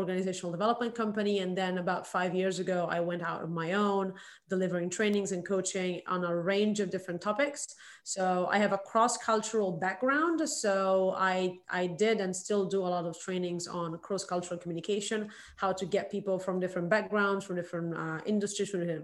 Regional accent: Milan, Lombardy, Italy; moved away as an adult; now in Shanghai, China; I'm originally from Milan, Italy

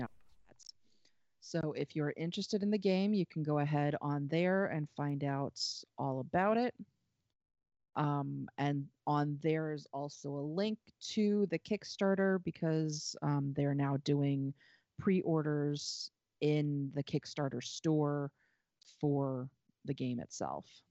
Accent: North Carolina, United States; moved away; I grew up in North Carolina. I spent a good number of, you know, the first couple of years of my life in North Carolina

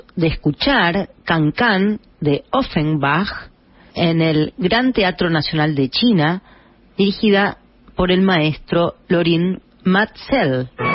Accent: Paso de los Libres, Corrientes, Argentina; moved away; por las veredas de mi cuadra, allá en Paso de los Libres, donde nací, en Corrientes

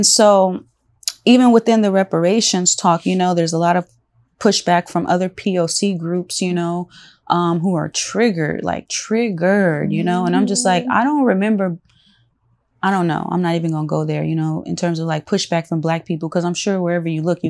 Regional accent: Los Angeles, California, United States; But you know, growing up in South Central, and just, you know, especially like throughout the years, you know, it's becoming, it's always been like multicultural

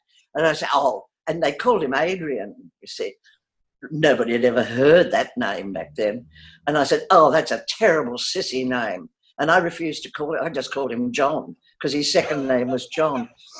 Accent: Australia; I'm often accused of not being Australian, certainly by people from overseas. But it has stayed with me.

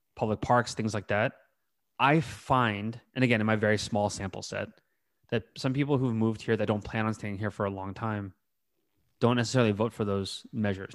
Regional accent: North Bay, California, United States; I grew up in the North Bay, right? Again, outside of the city

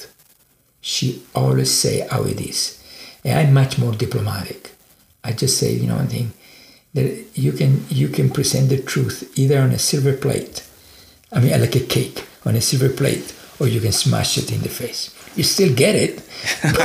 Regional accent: Italy; now in United States; I was born and raised in Italy

